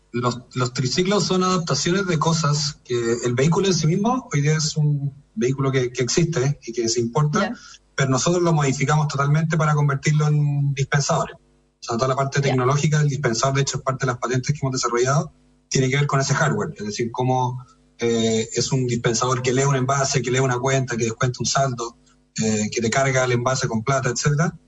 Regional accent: Chile; como chilenos y chilenas

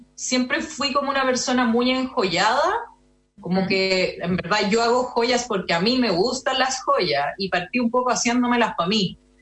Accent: Los Andes, Valparaíso, Chile; also born or lived in San Felipe, Chile / Santiago, Chile; Yo nací en San Felipe, aunque siempre digo que soy de los Andes

